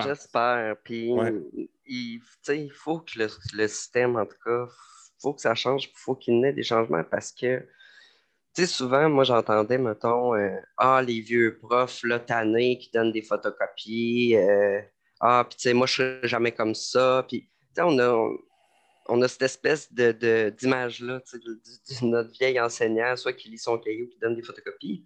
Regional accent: Lévis, Quebec, Canada; moved away as an adult; also born or lived in Montreal; je viens de Lévis, j'ai fait toute ma scolarité à Lévis, j'ai grandi à Lévis

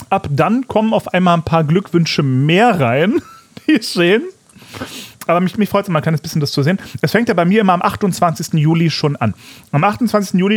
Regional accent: Fulda, Hesse, Germany; Wie läuft es in meiner alten Heimat?

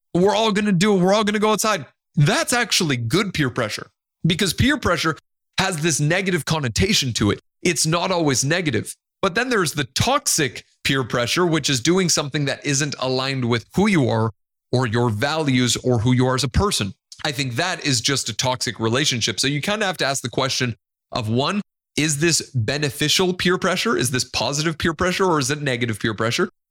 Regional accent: Nicaragua; first language Spanish; English is a second language; I love every part of being Hispanic and being from Nicaragua

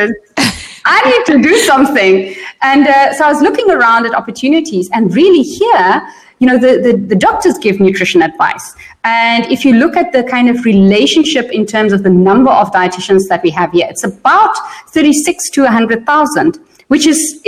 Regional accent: South Africa; also born or lived in Germany / Netherlands; I was born in South Africa. And then when I was four, we moved to Europe. So we lived in Germany for 3 years and in the Netherlands for 5 years. And then we went back to South Africa. I finished high school.

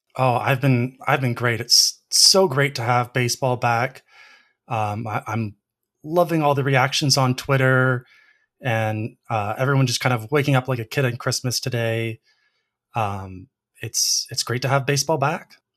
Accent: Canada; as a Canadian and a, a big Blue Jays fan

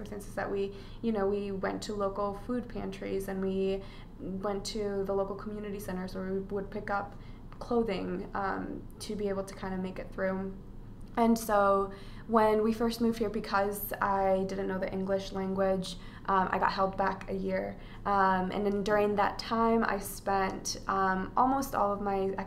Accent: Des Moines, Iowa, United States; also born or lived in Atlacomulco, Mexico; when we first moved to the U.S., we grew up in the Des Moines area

